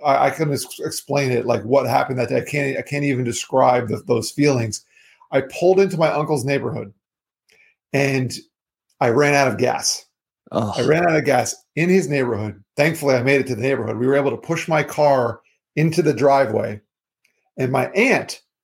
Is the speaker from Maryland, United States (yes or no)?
no; Florida, United States; I'm from Florida. I live in Florida.